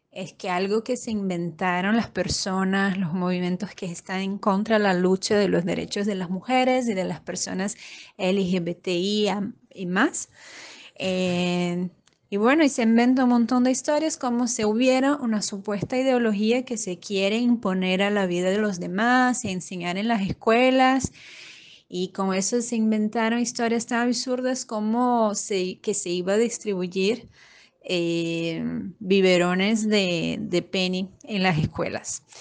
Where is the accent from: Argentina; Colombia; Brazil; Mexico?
Brazil; de Brasil